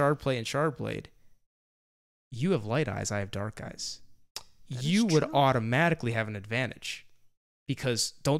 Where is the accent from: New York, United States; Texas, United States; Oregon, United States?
New York, United States; I am from New York.